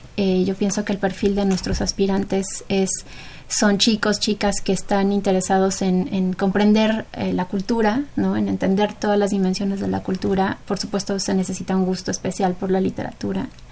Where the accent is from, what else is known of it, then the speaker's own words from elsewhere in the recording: Mexico; nuestra cultura mexicana como mexicanos